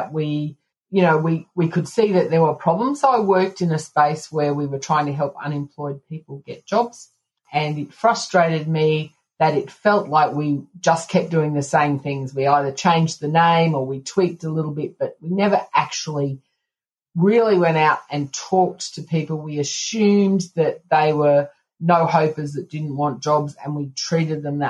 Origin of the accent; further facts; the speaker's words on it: Canberra, Australian Capital Territory, Australia; I am from Canberra, Australia